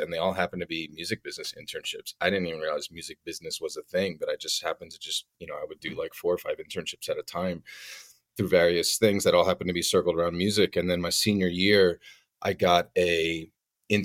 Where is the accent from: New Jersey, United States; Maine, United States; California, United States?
New Jersey, United States; Glen Rock; also born or lived in New York City; I grew up in New Jersey. I'm from a town called Glen Rock, which is right outside New York City